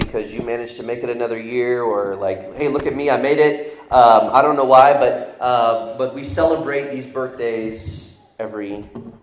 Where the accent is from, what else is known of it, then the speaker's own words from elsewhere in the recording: the South, United States; accent: Southern; I'm from the South, so we talk a little different down where I'm from